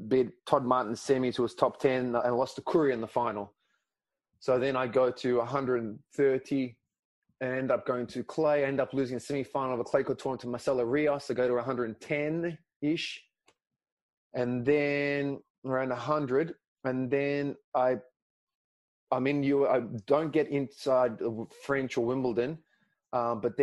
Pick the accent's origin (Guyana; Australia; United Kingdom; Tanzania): Australia; Melbourne, Victoria; first language Greek; English is a second language; in Melbourne, my hometown